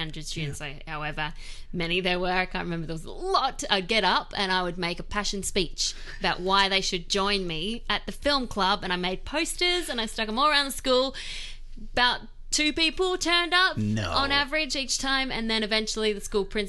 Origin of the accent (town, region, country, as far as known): Australia; moved away as an adult; also born or lived in Sydney; now in United States